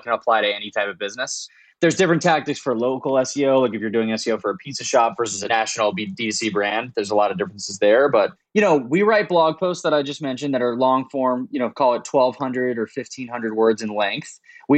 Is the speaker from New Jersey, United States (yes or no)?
no; Daytona Beach, Florida, United States; moved away as an adult; also born or lived in Washington, D.C. / San Francisco; I grew up in Daytona Beach, Florida